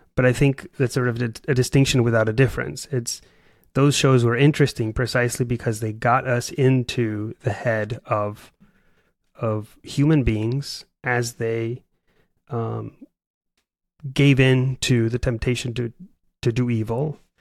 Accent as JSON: {"language": "English", "country": "Paraguay", "tie": "born or raised there", "moved": "yes", "lives_now": "United States", "said": "I'm from Paraguay, South America"}